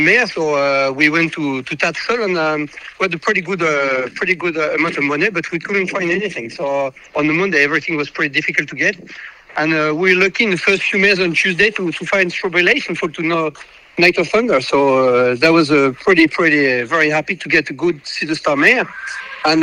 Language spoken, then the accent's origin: English; Normandy, France; my dad used to run a stud farm called Arras de la Verrerie when I was born in 1973 in Normandy